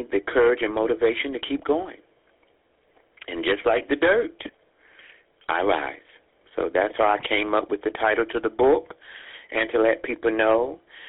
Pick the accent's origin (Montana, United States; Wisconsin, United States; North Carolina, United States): North Carolina, United States; Jacksonville; moved away as an adult; also born or lived in New York; growing up in Jacksonville, North Carolina